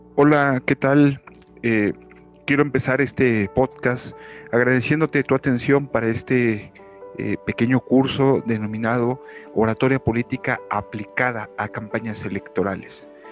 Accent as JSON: {"language": "Spanish", "country": "Mexico", "said": "en mi país México"}